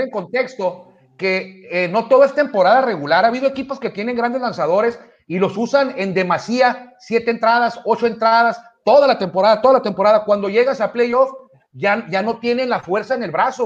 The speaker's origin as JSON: {"language": "Spanish", "country": "Mexico", "said": "somos mexicanos"}